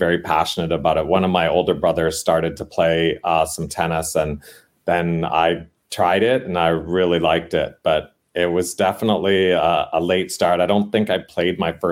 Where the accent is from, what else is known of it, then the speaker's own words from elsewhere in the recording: Canada; now in San Diego, United States; I grew up in Canada